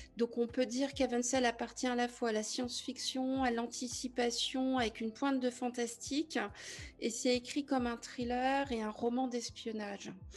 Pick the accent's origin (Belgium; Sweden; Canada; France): France; Brittany; je suis bretonne.